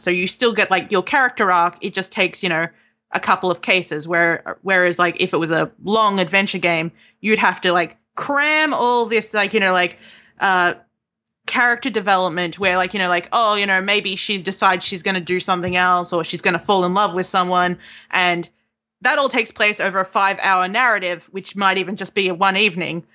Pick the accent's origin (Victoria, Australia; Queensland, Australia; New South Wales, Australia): Victoria, Australia; Melbourne; moved away as an adult; now in York, United Kingdom; I'm from Melbourne. I just moved here in August